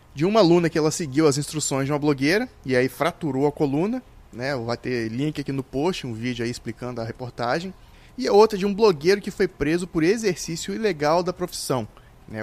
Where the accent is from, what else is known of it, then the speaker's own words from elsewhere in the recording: Vitória, Espírito Santo, Brazil; eu sou de Vitória, Espírito Santo